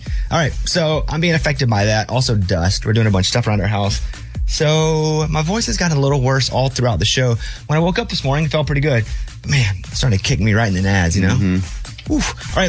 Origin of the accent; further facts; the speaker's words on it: Arkansas, United States; I didn't grow up on a beach. So growing up in Arkansas, we never went to the beach.